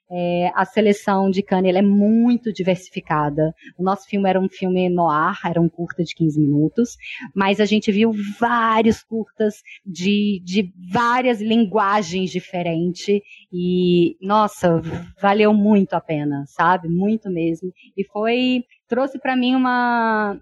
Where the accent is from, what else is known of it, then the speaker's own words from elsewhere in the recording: Brazil; Como brasileira